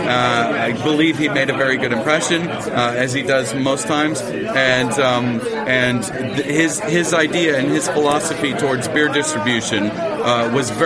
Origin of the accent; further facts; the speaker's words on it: Oregon, United States; now in London, United Kingdom; I'm from Oregon